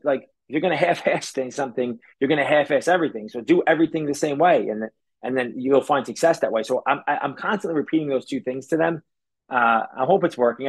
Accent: New York City, New York, United States; also born or lived in Staten Island, New York / New Jersey; when I was 14, we moved from Brooklyn to Staten Island

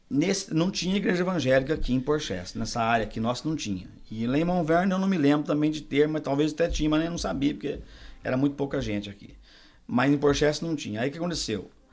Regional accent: Minas Gerais, Brazil; accent: mineiro; also born or lived in Borrazópolis, Paraná; now in United States; eu sou nascido no Paraná, em Borrasópolis, mas fui crescido em Minas Gerais desde um ano

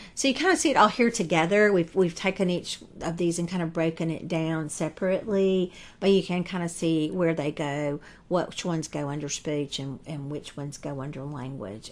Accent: the South, United States; accent: Southern; I'm from the South, as you can probably tell from my voice

